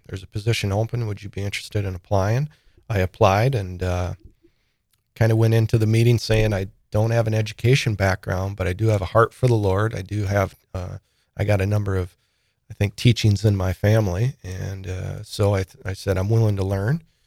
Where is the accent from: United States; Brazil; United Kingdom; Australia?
United States; Sioux Falls, South Dakota; born or raised there; also born or lived in Saint Paul